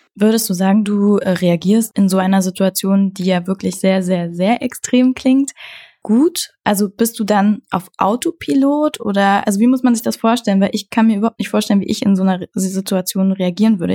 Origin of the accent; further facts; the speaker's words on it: Saxony-Anhalt, Germany; moved away as an adult; also born or lived in Berlin; Aus Sachsen-Anhalt